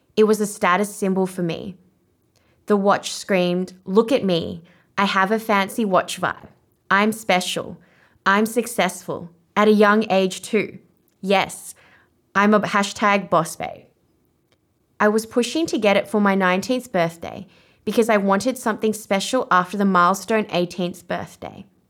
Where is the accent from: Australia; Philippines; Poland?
Australia; accent: Australian; first language Vietnamese; I was one of the only Asian Australians at my school, and my family would make fun of my Australian accent